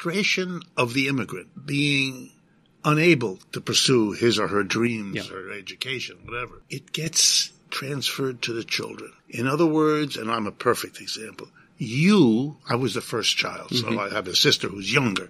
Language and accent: English; New Rochelle, New York, United States; I grew up in New Rochelle, half an hour from here